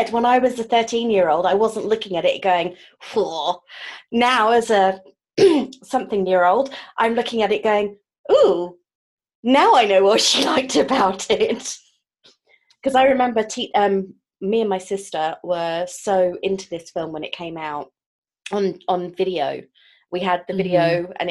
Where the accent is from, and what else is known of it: United Kingdom